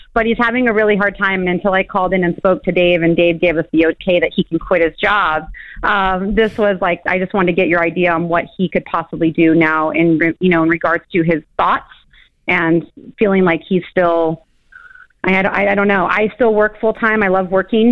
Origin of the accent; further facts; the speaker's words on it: California, United States; moved away as an adult; now in Tennessee, United States; my husband and I were born and raised in California